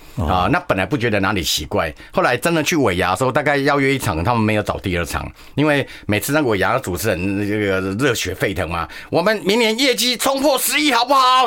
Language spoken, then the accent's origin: Chinese; Shuishang, Chiayi County, Taiwan; also born or lived in Tainan; 人家说水上是哪里，我说这北回归线啊，对，对，对。经过我们家